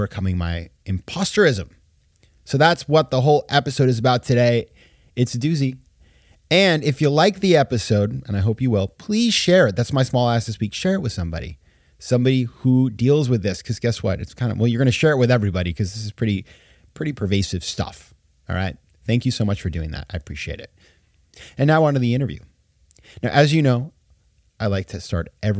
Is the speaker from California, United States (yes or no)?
no; Sanford, Maine, United States; moved away; my hometown in Maine, Sanford, Maine, 20,000 people